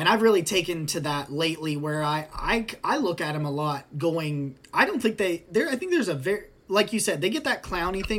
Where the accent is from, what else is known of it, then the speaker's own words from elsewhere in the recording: Athens, Ohio, United States; we're from Athens, Ohio. So we are from, you know, Joe Burrow's neck of the woods